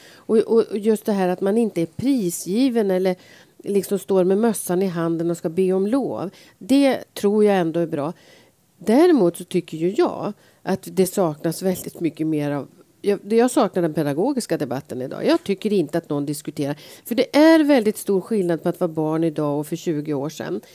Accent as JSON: {"language": "Swedish", "town": "Sveg", "region": "Jämtland", "country": "Sweden", "tie": "born or raised there", "moved": "yes", "lives_now": "Stockholm, Sweden", "said": "Jag är född i Sveg men jag har ju varit stockholmare i ganska många år. Men eh, det hörs ju att jag är född i Sveg"}